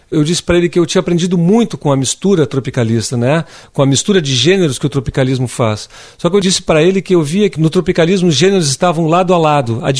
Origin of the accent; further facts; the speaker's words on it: Rio Grande do Sul, Brazil; moved away; also born or lived in Rio de Janeiro; a chegada do frio no sul do Brasil, na minha terra.